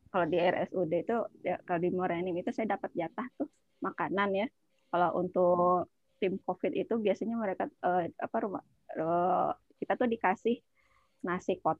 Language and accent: Indonesian; Garut, West Java, Indonesia; now in Palembang, Indonesia; apalagi saya juga kan orang Garut tinggal di Palembang orang Garut itu kan senang yang beraci-aci gitu ya